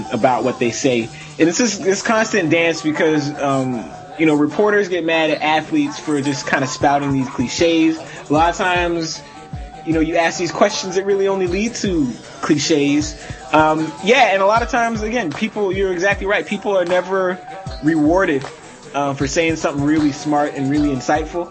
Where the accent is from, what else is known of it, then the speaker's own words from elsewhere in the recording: Toronto, Ontario, Canada; I'm from Toronto.